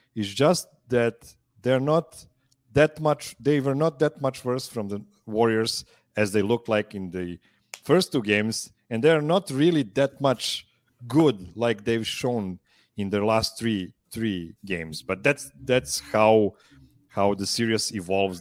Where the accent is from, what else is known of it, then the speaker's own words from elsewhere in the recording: Serbia; I'm calling from Pančevo, Serbia